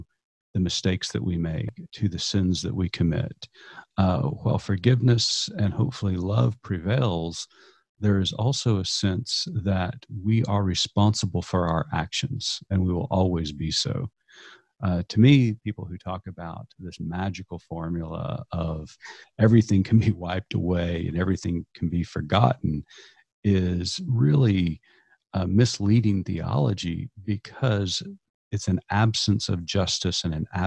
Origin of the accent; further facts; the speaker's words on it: Eastern Oklahoma, United States; growing up in Eastern Oklahoma, I knew very few people outside of my own ecosystem